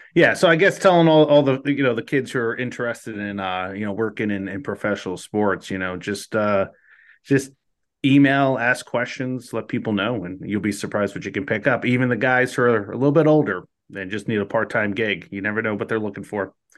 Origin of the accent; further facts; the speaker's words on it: New Jersey, United States; growing up, we didn't, we didn't have minor league baseball until I was out, like, just about out of high school in New Jersey.